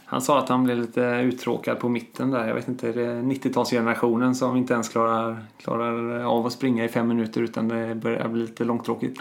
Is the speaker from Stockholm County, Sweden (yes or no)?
no; Bohuslän, Västra Götaland, Sweden; för mig som bohuslänning